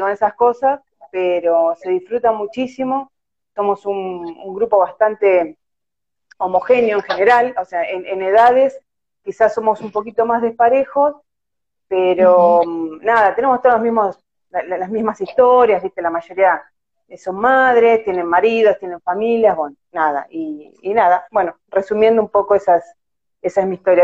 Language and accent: Spanish; La Plata, Buenos Aires Province, Argentina; Sí, soy de la ciudad de La Plata